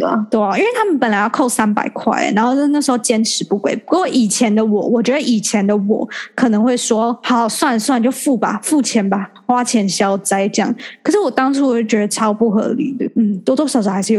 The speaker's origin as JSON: {"language": "Chinese", "country": "Taiwan", "moved": "yes", "lives_now": "Singapore", "said": "我也是台湾人"}